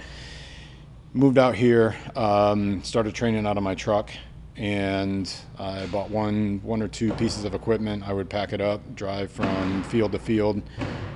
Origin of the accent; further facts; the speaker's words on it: New York, United States; now in Vancouver, WA, United States; Growing up in New York